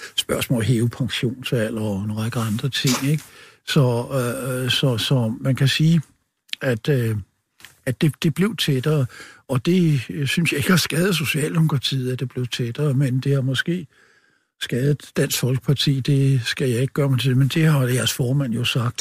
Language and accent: Danish; Copenhagen Western Suburbs, Capital Region of Denmark, Denmark; Jeg kommer fra Københavns Vestegn